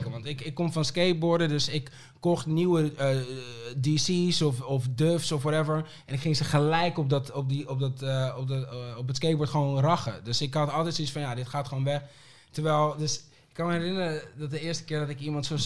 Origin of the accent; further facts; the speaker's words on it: Aruba; born there; geboren, toch?